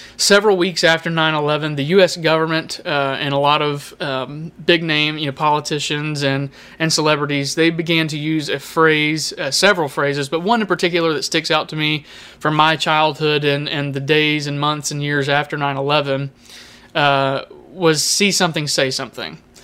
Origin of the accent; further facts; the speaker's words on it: United States; As, uh, Americans